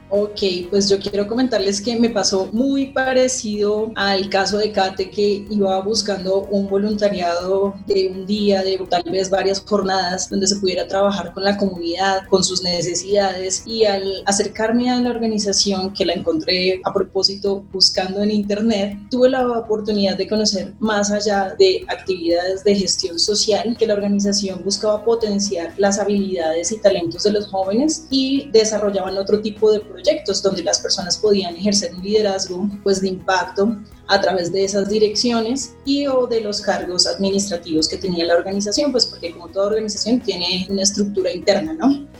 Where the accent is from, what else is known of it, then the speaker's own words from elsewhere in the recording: Bogotá, Colombia; yo soy bogotana